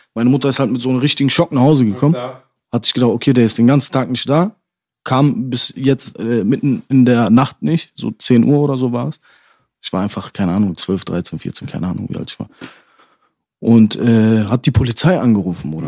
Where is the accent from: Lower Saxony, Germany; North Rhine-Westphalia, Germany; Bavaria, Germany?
North Rhine-Westphalia, Germany; Dortmund; Ich komme aus der Nordstadt